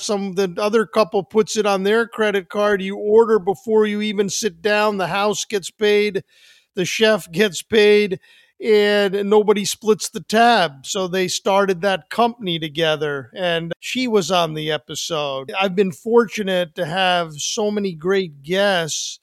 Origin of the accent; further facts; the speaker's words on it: New Jersey, United States; We're from New Jersey.